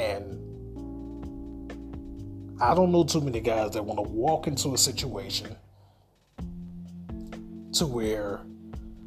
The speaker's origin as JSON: {"language": "English", "town": "Augusta", "region": "Georgia", "country": "United States", "tie": "born or raised there", "said": "the beautiful city of Augusta, GA. That's my hometown, that's where I'm from."}